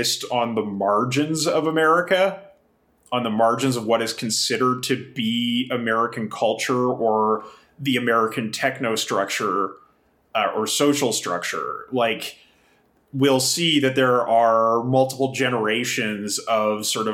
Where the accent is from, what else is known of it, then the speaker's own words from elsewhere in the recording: Kamloops, British Columbia, Canada; moved away; also born or lived in Japan; I grew up in Kamloops in British Columbia